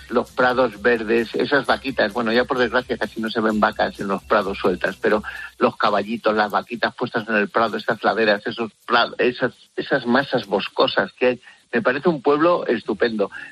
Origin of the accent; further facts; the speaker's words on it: Orcajo de la Ribera, Castile and León, Spain; Pues mira, sabes que yo soy de Orcajo de la Ribera, provincia de Ávila, en pueblo emblemático donde en invierno viven 10 personas